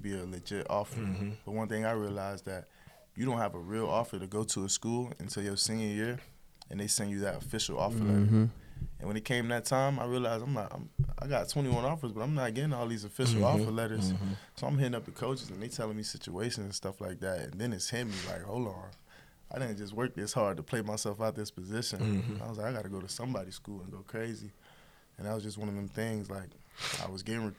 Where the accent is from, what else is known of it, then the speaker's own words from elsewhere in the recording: Miami, Florida, United States; I grew up in a different part of Miami. I grew up in Coconut Grove, small town, South Miami. When I was 10 years old, moved to Liberty City, inner city Miami